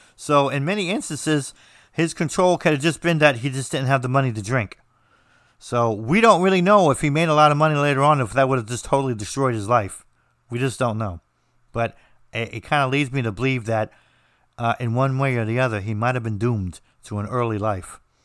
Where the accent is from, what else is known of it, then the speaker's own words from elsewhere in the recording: United States; I'm American